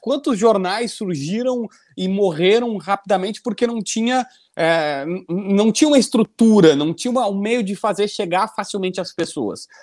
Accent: Capivari do Sul, Rio Grande do Sul, Brazil; also born or lived in Osório; eu nasci em Osório porque na minha cidade, Capivari do Sul, ninguém nasce, não tem hospital

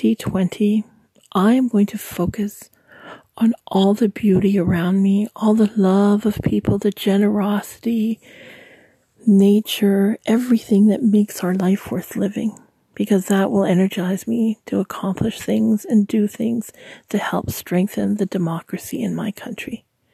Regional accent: Canada; I'm Canadian

